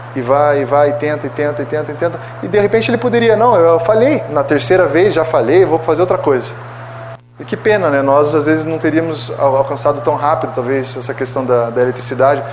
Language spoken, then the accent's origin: Portuguese; Brazil; como brasileiros